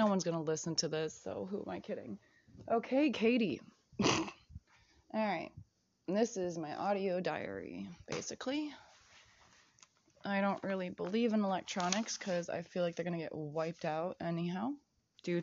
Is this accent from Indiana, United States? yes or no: no; Chicago, Illinois, United States; I'm Chicagoan.